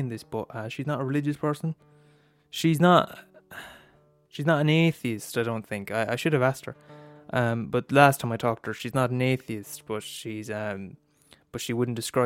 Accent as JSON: {"language": "English", "country": "Ireland", "tie": "born or raised there", "said": "I'm Irish, and I was born in Ireland in 2000, millennium baby"}